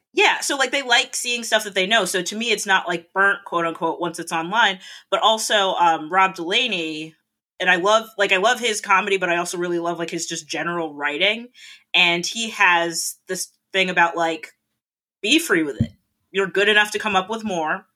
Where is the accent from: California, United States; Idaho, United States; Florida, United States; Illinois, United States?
Florida, United States; South; moved away as an adult; also born or lived in Canada / Rhode Island; now in Boston, United States; I grew up in Florida